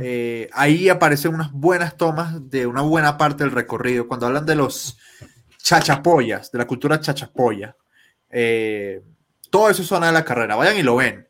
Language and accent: Spanish; Colombia